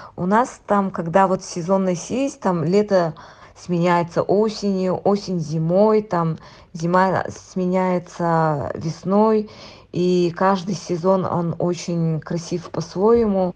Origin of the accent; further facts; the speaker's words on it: Antonovka, Sakha Republic, Russia; moved away as an adult; also born or lived in Yakutsk; now in Dubai, United Arab Emirates; Я родом из Нербинского луса, э, село Антоновка. Я родилась и выросла там.